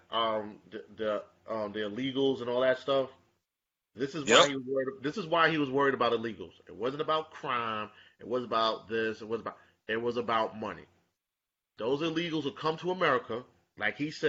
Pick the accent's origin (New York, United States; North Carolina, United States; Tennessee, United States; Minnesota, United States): New York, United States; I was born and raised in Brooklyn. I patrol Brooklyn